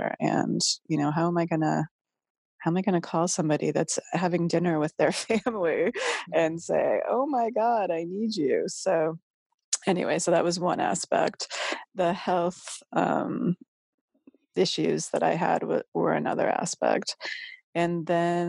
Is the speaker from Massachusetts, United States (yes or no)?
yes; Massachusetts, United States; moved away; also born or lived in Northern California; I'm from Massachusetts and my mom's Catholic